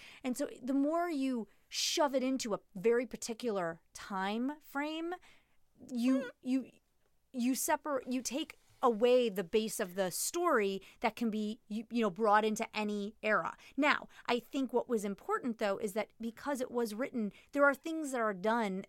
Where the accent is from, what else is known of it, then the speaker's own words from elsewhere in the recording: Chicago, Illinois, United States; which is really weird for me in my brain because I'm from Chicago, and so for us, the south side would be technically the considered wrong the wrong tracks.